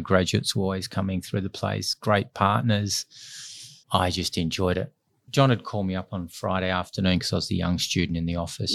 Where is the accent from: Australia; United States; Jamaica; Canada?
Australia; Perth, Western Australia; I grew up in Perth, enjoying living Scarborough Beach beside the ocean.